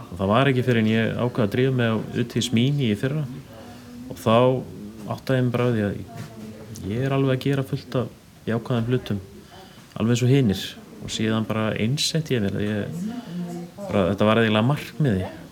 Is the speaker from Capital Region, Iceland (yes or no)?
no; Svarfaðardalur, Northeastern Region, Iceland; also born or lived in Akureyri; ég er uppalinn á Sveitabænum Brekku í Svarðardal